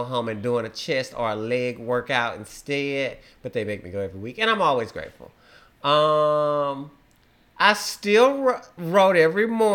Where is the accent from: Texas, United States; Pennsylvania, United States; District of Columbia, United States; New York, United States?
Texas, United States; Beaumont; I'm from Beaumont, Texas